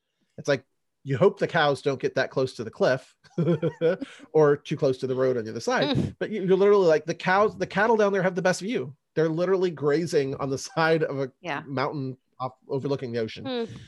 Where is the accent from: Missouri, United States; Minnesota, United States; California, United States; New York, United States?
California, United States; San Francisco Bay Area; moved away; I grew up in the San Francisco Bay Area, and I still have family out there.